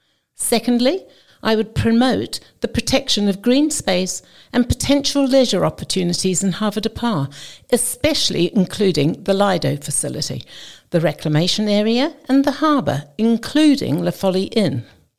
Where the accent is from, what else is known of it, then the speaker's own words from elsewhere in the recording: Jersey; born there; also born or lived in New Zealand / London; I was born in Jersey and educated in New Zealand. Our family returned to Jersey, and I met David, whom I married.